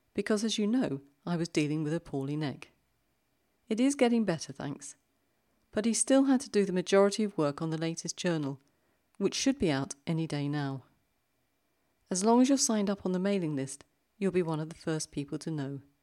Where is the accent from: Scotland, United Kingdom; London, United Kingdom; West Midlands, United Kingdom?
London, United Kingdom; accent: British; moved away as an adult; now in Zurich, Switzerland; I grew up in London and have lived here in Switzerland for over twenty years